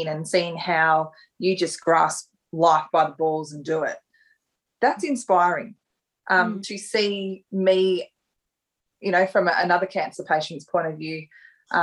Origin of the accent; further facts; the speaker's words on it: Ballarat, Victoria, Australia; I live in Ballarat now and my hometown of Ballarat